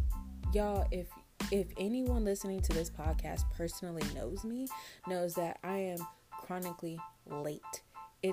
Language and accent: English; Tampa, Florida, United States; also born or lived in Dallas, Texas; come back home to my hometown, Tampa, Florida